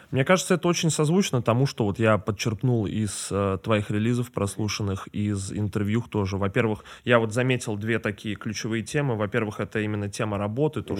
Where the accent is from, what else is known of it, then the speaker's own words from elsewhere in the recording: Saint Petersburg, Russia; now in Moscow, Russia; я из Питера сам, mm-hmm. и я родился там